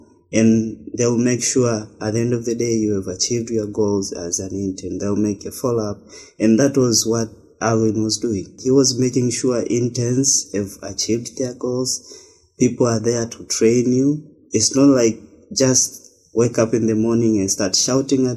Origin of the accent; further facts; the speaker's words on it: Tanzania; I was born up and raised up in Tanzania